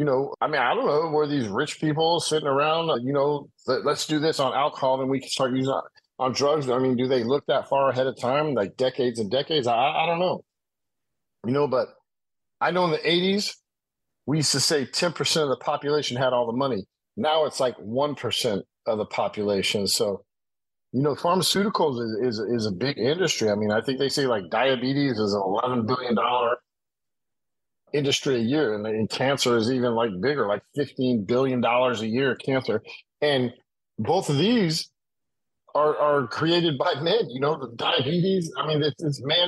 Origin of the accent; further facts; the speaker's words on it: United States; I'm American